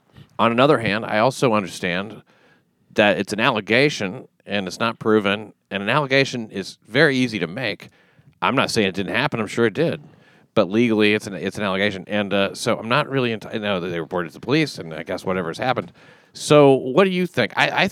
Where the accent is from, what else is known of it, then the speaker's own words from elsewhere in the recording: Scotland, United Kingdom; Oh, Scotland.